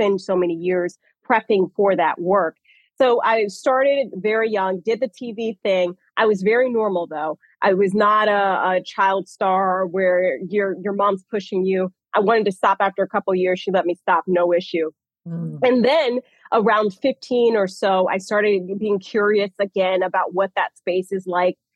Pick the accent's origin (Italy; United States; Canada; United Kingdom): United States; Atlanta, Georgia; born and raised in Atlanta